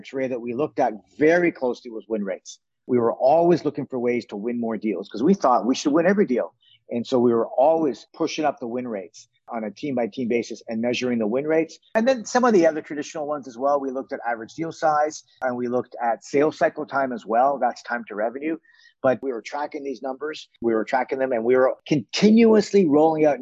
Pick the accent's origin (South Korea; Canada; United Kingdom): Canada; Toronto, Ontario; moved away as an adult; now in San Francisco, United States; I grew up in Toronto, and having grown up in Toronto, my dad had a retail furniture store